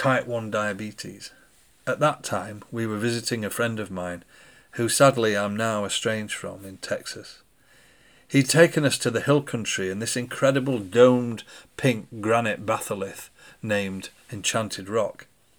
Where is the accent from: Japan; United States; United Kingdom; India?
United Kingdom; we were from the UK